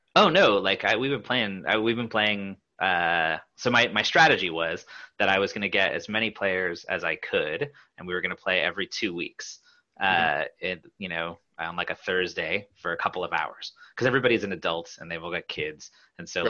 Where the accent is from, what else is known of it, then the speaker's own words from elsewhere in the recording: Pacific Northwest, United States; I grew up in the Pacific Northwest